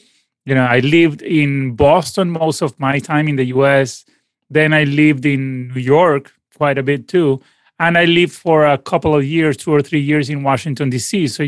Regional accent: Caracas, Capital District, Venezuela; born there; Sure. I mean, I was born in Caracas, and both my parents are musicians as well.

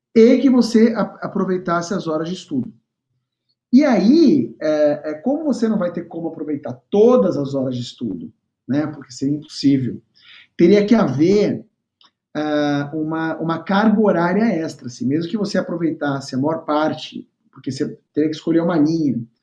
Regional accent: São Paulo, Brazil; moved away as an adult; now in Rio de Janeiro, Brazil; estava em São Paulo, capital, onde eu morava, onde eu nasci e, e morei até então

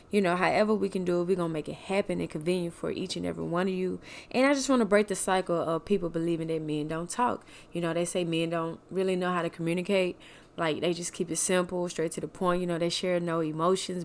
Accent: Mississippi, United States; moved away; also born or lived in Kansas City; from Mississippi, Kansas City

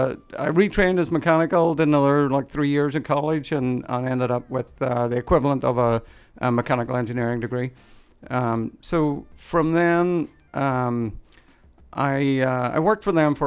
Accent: Northern Ireland, United Kingdom; We owned a house in Ireland, and growing up in Northern Ireland, because we lived through the Troubles.

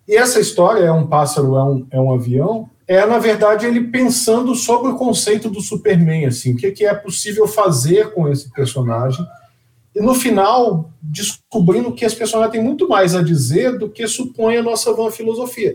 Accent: Minas Gerais, Brazil; meu país, Minas Gerais

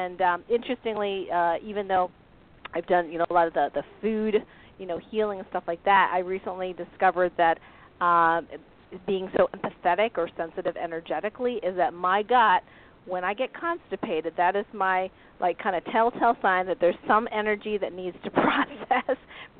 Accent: Tupper Lake, New York, United States; I'm a lot from Tupper Lake.

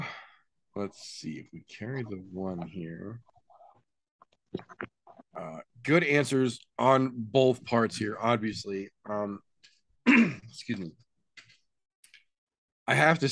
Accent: Chicago, Illinois, United States; I'm also from Chicago

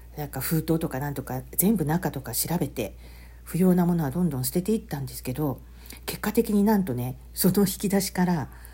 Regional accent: Hiroshima, Japan; moved away; 広島の実家の仏壇を持ってきた

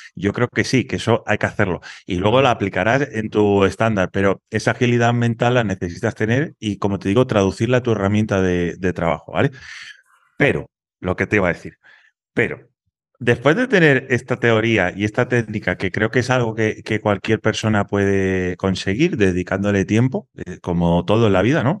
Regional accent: Dos Hermanas, Andalusia, Spain; soy de un pueblo de Sevilla que se llama Dos Hermanas

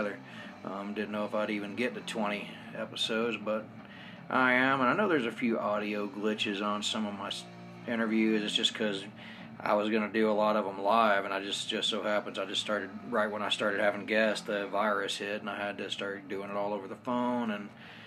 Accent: Smyrna, Georgia, United States; also born or lived in South Carolina; now in Ogden, United States; I was born in South Carolina, raised in Georgia.

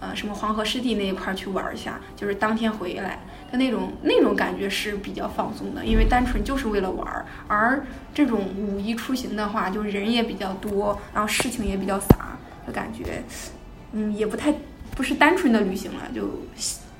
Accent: Hebei, China; 我老家河北的。

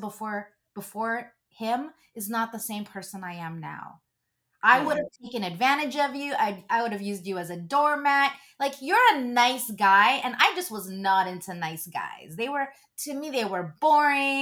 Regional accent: Philippines; being Catholic and being Filipino

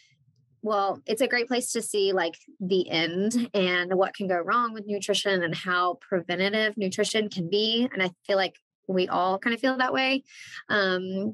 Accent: North Carolina, United States; I'm from North Carolina. I'm still based in North Carolina.

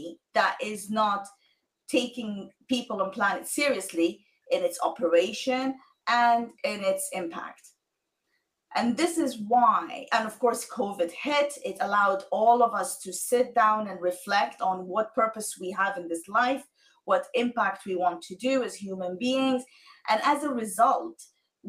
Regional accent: Sudan; moved away; I am originally from Sudan

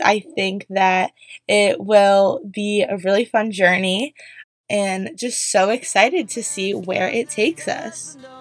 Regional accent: Columbus, Ohio, United States; moved away as an adult; also born or lived in New York; now in Pennsylvania, United States; I am from Columbus, Ohio. I grew up in the suburbs

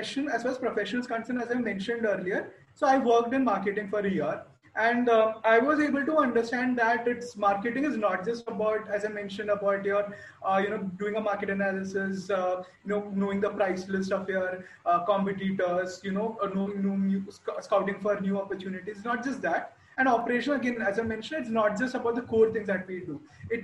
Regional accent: Kerala, India; I come from Kerala.

